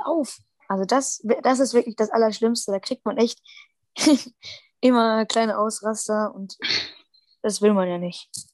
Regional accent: Germany; bei uns in Deutschland

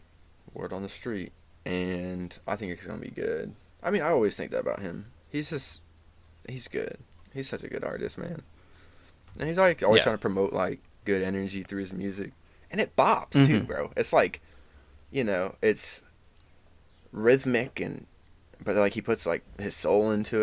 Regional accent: Midwest, United States; I'm from the Midwest, yes.

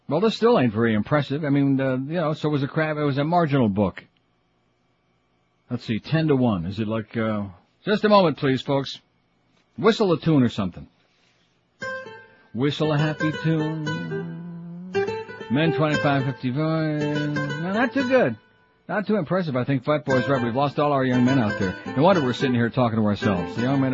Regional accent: Normandy Isle, Florida, United States; I grew up with him in Normandy Isle on the beach.

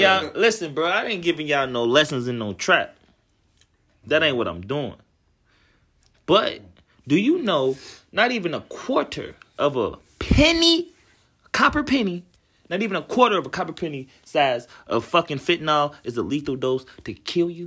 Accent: Cincinnati, Ohio, United States; grew up Cincinnati

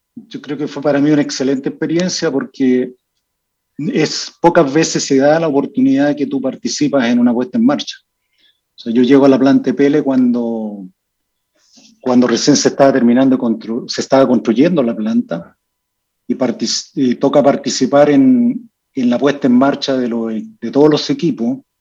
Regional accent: Vallenar, Atacama, Chile; also born or lived in Copiapó; yo soy nacido en Vallenar

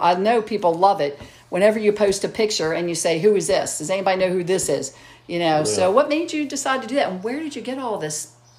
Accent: Cockeysville, Maryland, United States; I grew up in Cockeysville, too, in this area.

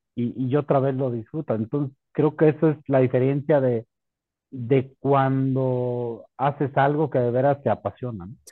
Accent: La Piedad, Michoacán, Mexico; en mi ciudad natal, en La Piedad

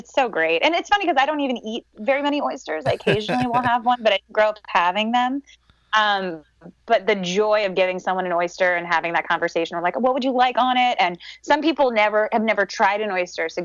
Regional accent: New York City, New York, United States; I am born and raised in New York City

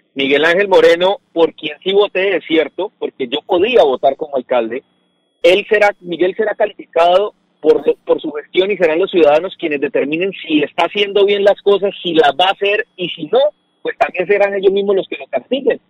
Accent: Santander, Colombia; Hoy hablas un santanderiano

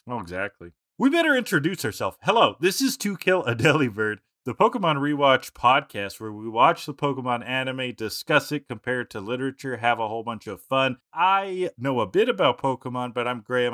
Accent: Canada; as a Canadian

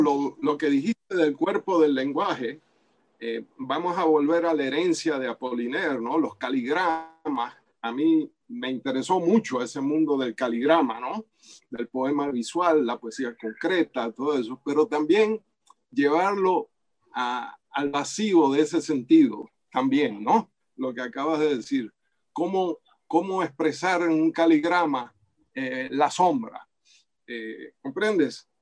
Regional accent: Cuba; moved away; also born or lived in Venezuela / United States; como cubano

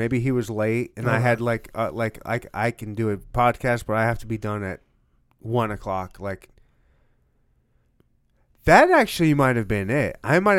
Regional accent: Michigan, United States; now in Kansas City, United States; All right, he's a Kansas City dude. I'm a Kansas City dude. I was born and raised in Michigan, moved around Air Force, but I'm a Kansas City dude.

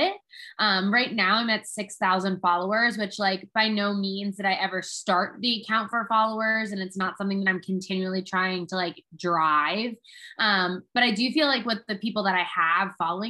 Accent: New Jersey, United States; moved away as an adult; also born or lived in Connecticut / Manhattan / Philadelphia / St. Louis; I'm originally from New Jersey

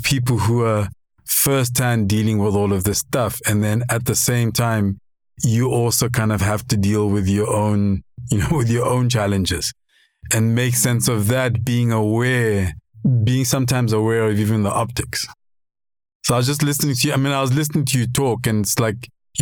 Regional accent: Lesotho; now in South Africa; I grew up in Lesotho and I was raised by my father.

